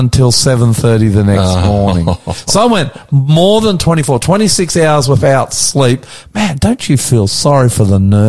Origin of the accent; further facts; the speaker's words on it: Australia; I'm the …, coming to you from our studios in Northwest Sydney on a beautiful, glorious day.